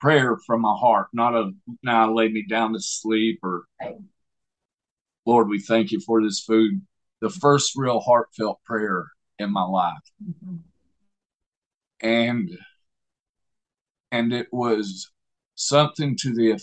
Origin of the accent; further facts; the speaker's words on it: Southeast Alabama, United States; I was born in Southeast Alabama